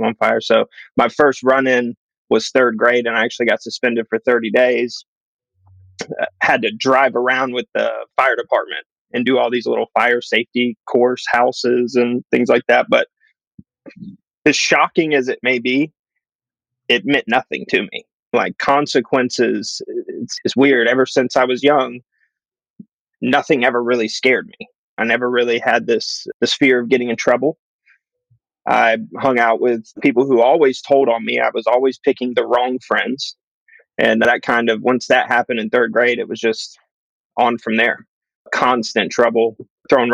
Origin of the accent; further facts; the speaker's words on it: Marietta, Georgia, United States; I grew up in West Cobb County, Marietta area